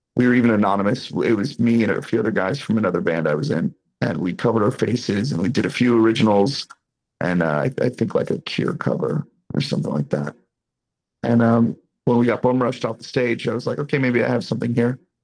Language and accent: English; Boston, Massachusetts, United States; now in Las Vegas, United States; I'm from the East Coast. I'm from Boston